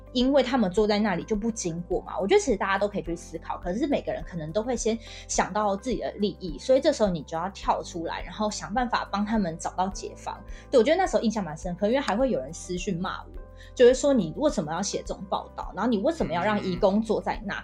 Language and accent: Chinese; Hualien, Hualien County, Taiwan; 我是花莲人